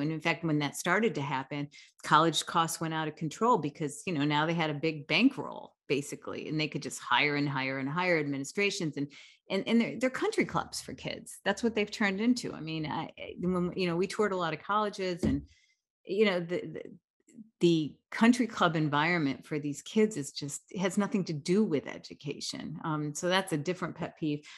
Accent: United States; as an American

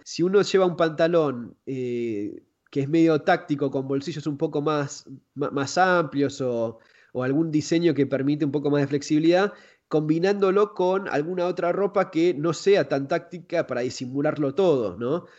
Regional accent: Argentina; yo soy de Argentina

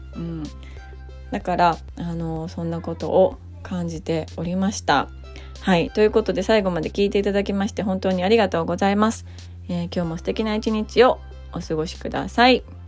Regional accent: Kyoto, Japan; 京都出身ではあるんですけど

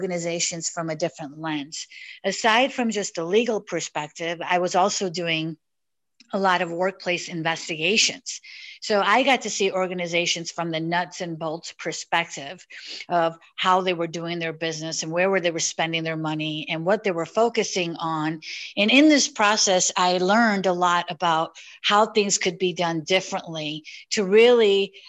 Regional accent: Elmwood Park, Illinois, United States; I grew up in a small suburb of Chicago called Elmwood Park

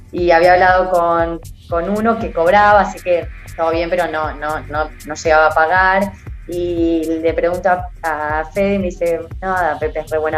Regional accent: Argentina; mirá, soy una atleta argentina

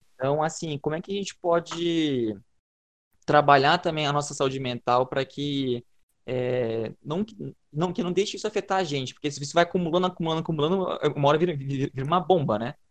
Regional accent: Brazil; nós brasileiros

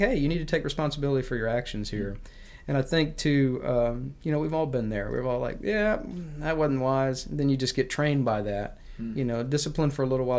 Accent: United States; I love being American

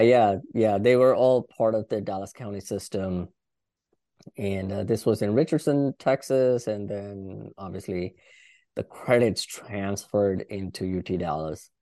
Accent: India; moved away as an adult; now in Washington DC area, United States; I did my high school in India and did a couple of years of college in India.

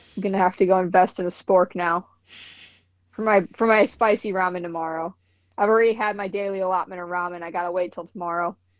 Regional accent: Midwest, United States; I'm from the Midwest

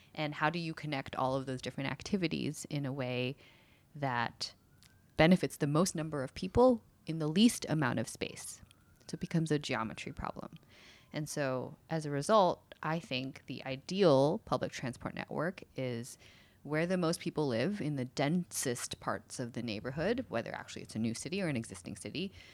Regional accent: United States; moved away as an adult; also born or lived in San Francisco; now in Seattle, United States; I really grew up in uh, New Jersey and New York

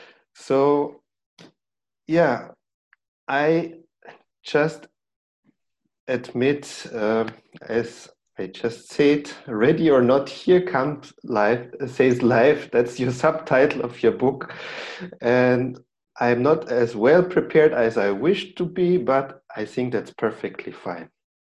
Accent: Austria; from Austria.

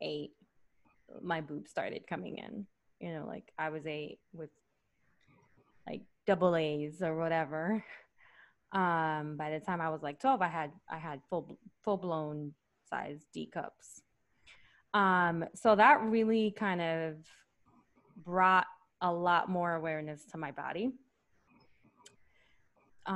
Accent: Puerto Rico; also born or lived in New York City, United States; now in United States; raised in the island.

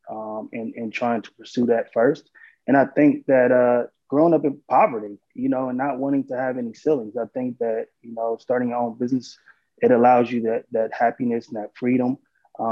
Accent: Columbus, Ohio, United States; also born or lived in Los Angeles; I actually born and raised in Columbus, Ohio

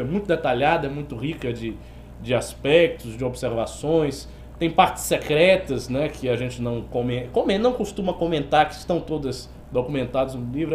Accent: Bahia, Brazil; como bom baiano que sou. Eu tenho a licença da baianidade.

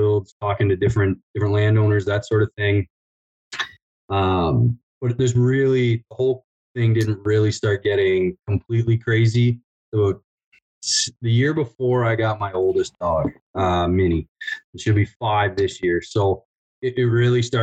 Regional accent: Southern Ontario, Canada; moved away as an adult; now in Alberta, Canada; I grew up in Southern Ontario

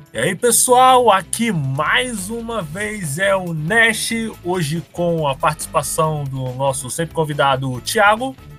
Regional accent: Rio de Janeiro, Brazil; Eu e o … somos do Rio de Janeiro

